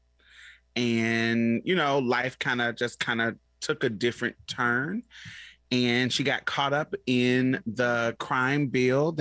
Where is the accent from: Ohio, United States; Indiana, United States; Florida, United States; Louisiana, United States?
Indiana, United States; Indianapolis; also born or lived in Boston, Massachusetts / Chicago, Illinois; now in Houston, United States; I grew up in Indianapolis, Indiana, and Boston, Massachusetts, and a little bit in Chicago, but my main base was Indianapolis